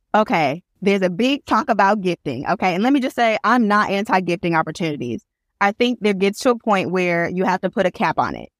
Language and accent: English; Flint, Michigan, United States; now in Birmingham, United States; I am originally from Flint, Michigan, but I currently live in Birmingham, Alabama